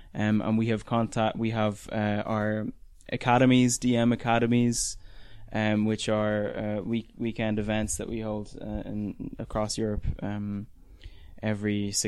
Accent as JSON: {"language": "English", "country": "Ireland", "moved": "yes", "lives_now": "Berlin, Germany", "said": "me being Irish, living in Berlin"}